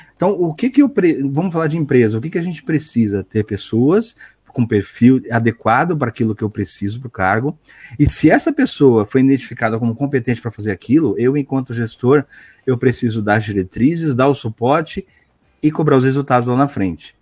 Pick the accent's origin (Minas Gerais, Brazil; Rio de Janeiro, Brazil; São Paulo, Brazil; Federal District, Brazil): São Paulo, Brazil; Santos; Eu sou de Santos, Santos, São Paulo.